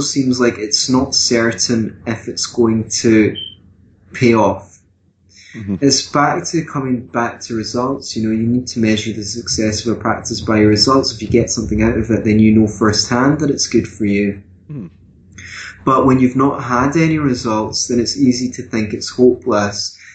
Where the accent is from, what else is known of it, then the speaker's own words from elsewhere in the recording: Glasgow, Scotland, United Kingdom; now in Edinburgh, United Kingdom; I come from Scotland as well. I come from Glasgow as well, although I live in Edinburgh now